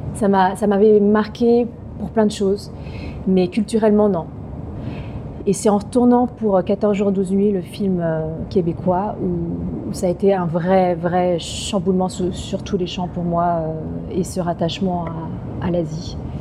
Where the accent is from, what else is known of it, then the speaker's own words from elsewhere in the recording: France; On est très chauvin euh, en tant que Français